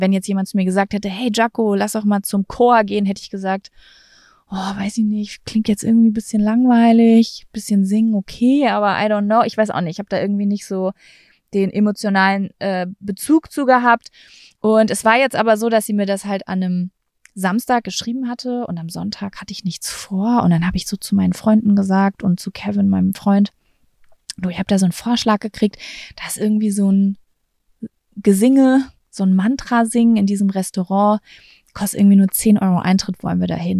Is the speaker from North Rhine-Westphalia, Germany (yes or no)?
yes; Lübbecke, North Rhine-Westphalia, Germany; moved away; in meiner Heimatstadt Lübbecke